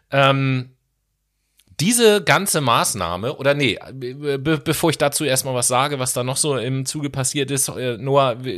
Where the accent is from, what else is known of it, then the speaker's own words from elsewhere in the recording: Horn-Bad Meinberg, North Rhine-Westphalia, Germany; moved away; an Hornbach-Meinberg. an die City, wo ich herkomme, das ist das Dorf.